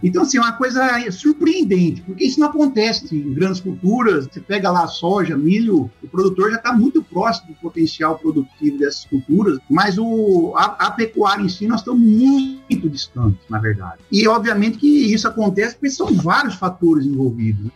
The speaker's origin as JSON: {"language": "Portuguese", "region": "interior of São Paulo", "country": "Brazil", "also_born_or_lived": "Rondônia", "moved": "as an adult", "lives_now": "Tocantins, Brazil", "said": "eu sou do, do interior de São Paulo"}